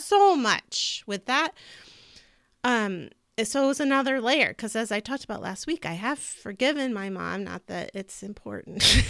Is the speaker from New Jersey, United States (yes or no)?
no; California, United States; moved away; I also grew up in California